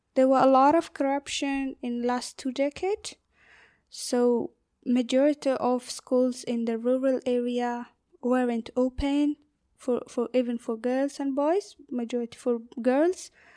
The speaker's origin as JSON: {"language": "English", "region": "northern Afghanistan", "country": "Afghanistan", "second_language": "English", "moved": "as an adult", "lives_now": "Ireland", "said": "I'm from the north part of Afghanistan."}